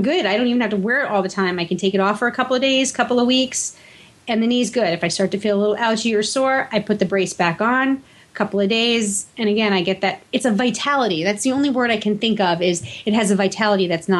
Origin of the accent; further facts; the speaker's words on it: New York, United States; I'm born and raised in New York.